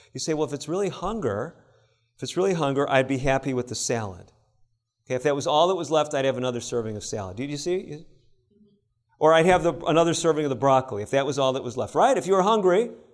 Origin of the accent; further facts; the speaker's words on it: Illinois, United States; I grew up in Illinois, not far from Wisconsin.